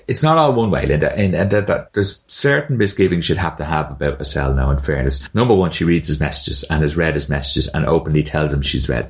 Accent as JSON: {"language": "English", "country": "Ireland"}